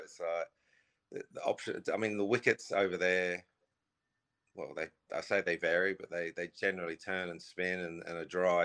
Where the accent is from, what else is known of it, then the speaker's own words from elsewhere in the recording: Australia; I grew up in Australia